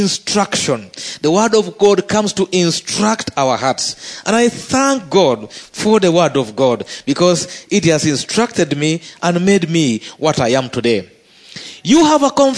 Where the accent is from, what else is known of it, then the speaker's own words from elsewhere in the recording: Uganda; as a Ugandan